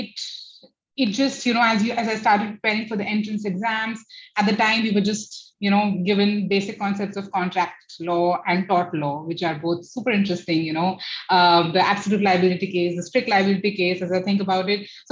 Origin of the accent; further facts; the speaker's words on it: Jodhpur, Rajasthan, India; moved away as an adult; also born or lived in Delhi / Pune; now in Gurgaon, India; I am from Jodhpur, which is the blue city of India, but I have grown and been educated in schools between Delhi and Jodhpur both.